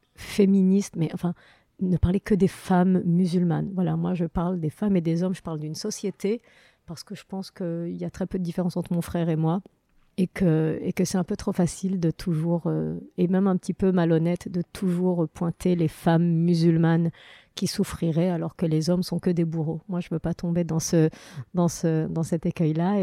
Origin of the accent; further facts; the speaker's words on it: Morocco; now in France; enfance, moi, avec que des bons souvenirs euh, du Maroc